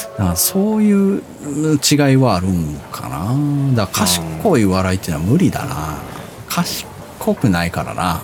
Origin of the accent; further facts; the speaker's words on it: Osaka / Kansai, Japan; その大阪、関西から出たことが俺ほとんどないから